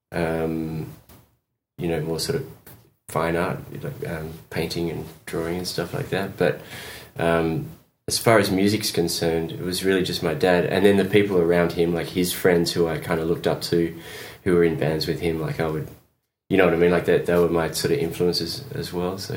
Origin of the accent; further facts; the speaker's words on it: Essex, East of England, United Kingdom; moved away; also born or lived in Perth, Western Australia, Australia / Bermondsey, London, England; I grew up in London in Bermondsey, and then I moved to Essex Essex.